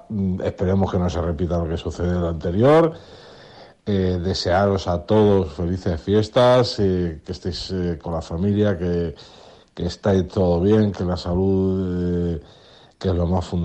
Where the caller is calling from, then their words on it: Burjassot, Valencian Community, Spain; Buenas noches templarios … de Burchasot.